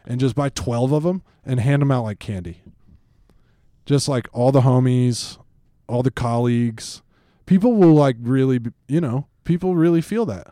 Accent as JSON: {"language": "English", "town": "Atlanta", "region": "Georgia", "country": "United States", "tie": "born or raised there", "said": "I grew up in Atlanta, uh, in football country, and that's my team"}